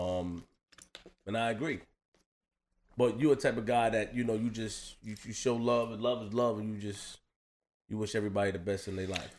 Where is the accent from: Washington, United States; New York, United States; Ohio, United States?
New York, United States; New York City; I'm just from Queens